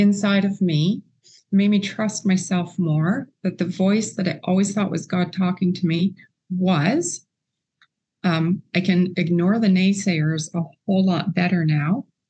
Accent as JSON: {"language": "English", "country": "Canada", "said": "And we were considered to be unequally yoked because of me being a Canadian."}